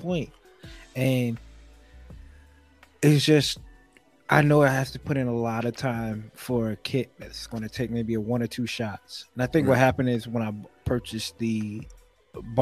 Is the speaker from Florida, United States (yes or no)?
no; New York City, New York, United States; I'm from New York City